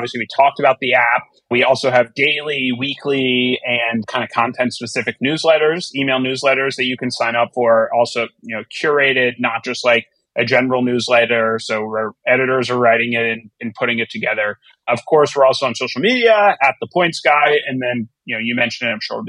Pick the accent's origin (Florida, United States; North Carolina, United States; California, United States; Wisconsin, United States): Florida, United States; South; now in New York, United States; I grew up in South Florida and I live in New York now